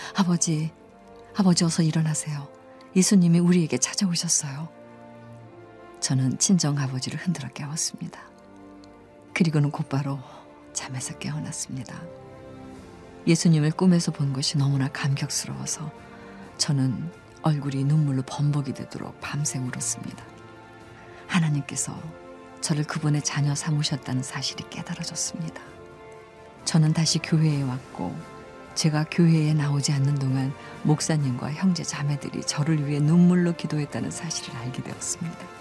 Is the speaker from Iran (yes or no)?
yes; Iran; moved away as an adult; now in South Korea; 저는 이란에서 온